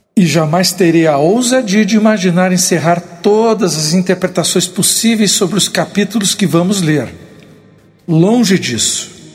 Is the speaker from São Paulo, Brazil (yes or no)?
no; Porto Alegre, Rio Grande do Sul, Brazil; sou gaúcho de Porto Alegre